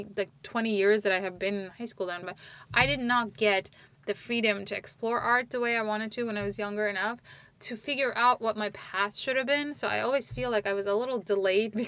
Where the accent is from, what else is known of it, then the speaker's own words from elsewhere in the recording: Istanbul, Turkey; English is a second language; moved away as an adult; now in United States; growing up in Turkey